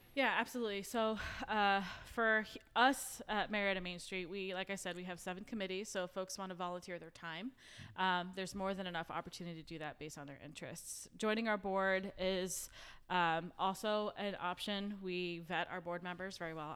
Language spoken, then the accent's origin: English; New York City, New York, United States; now in Marietta, United States; I'm originally from New York City